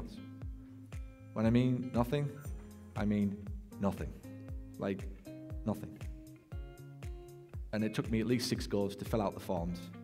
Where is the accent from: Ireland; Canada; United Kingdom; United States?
United Kingdom; England; moved away; from England.